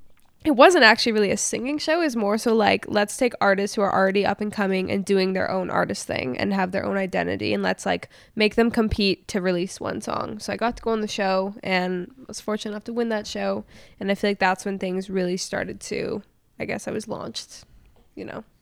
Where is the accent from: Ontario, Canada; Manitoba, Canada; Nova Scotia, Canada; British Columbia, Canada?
Manitoba, Canada; Winnipeg; moved away as an adult; also born or lived in Los Angeles; I grew up in Winnipeg. I'm from Winnipeg. Technically, my license is still Winnipeg. I haven't officially moved, but COVID kind of brought me here. And then I've been in LA, so I'm kind of a nomad at this point in my life.